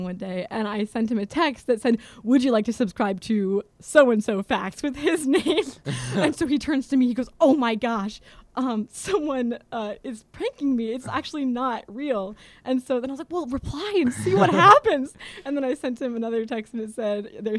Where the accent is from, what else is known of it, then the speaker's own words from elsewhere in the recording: Florida, United States; moved away; I'm from Florida